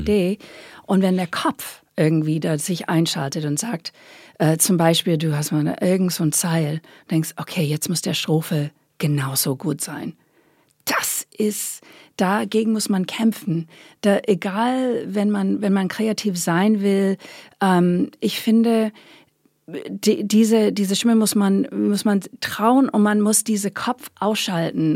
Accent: Long Island, New York, United States; German is a second language; moved away as an adult; ich bin Amerikanerin natürlich, bin auf Long Island groß geworden in New York

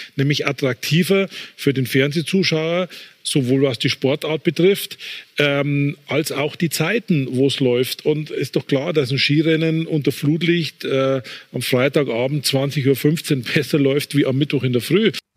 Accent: Upper Bavaria, Germany; ich bin Oberbayer

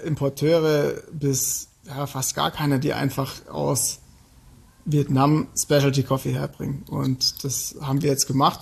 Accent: Germany; als Deutscher

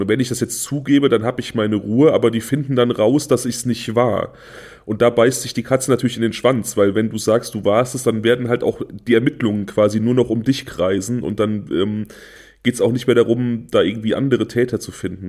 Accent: Germany; Niedertresselndorf, mein Heimatort

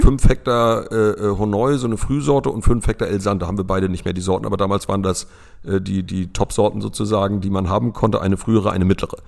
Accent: Lübeck, Schleswig-Holstein, Germany; moved away as an adult; now in Rövershagen, Germany; Ich komme gebürtig aus Lübeck

